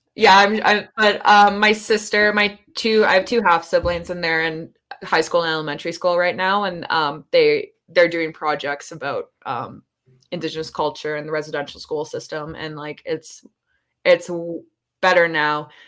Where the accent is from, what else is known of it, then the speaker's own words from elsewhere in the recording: Banff, Alberta, Canada; I grew up in Banff